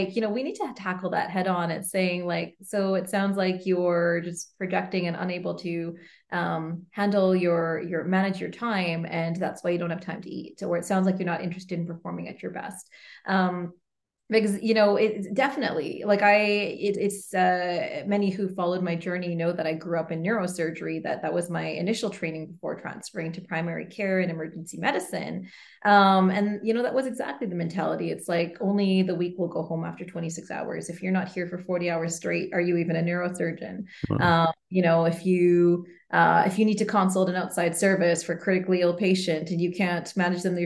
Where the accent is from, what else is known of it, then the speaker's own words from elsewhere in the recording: Canada; I'm Canadian, I'm female.